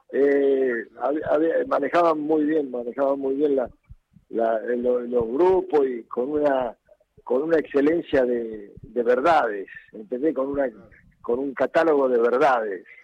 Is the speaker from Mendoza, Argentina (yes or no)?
yes; Godoy Cruz, Mendoza, Argentina; Este, y en eh, Mendoza, futbolísticamente, yo vivía eh, vivía jugando en el potrero y, nací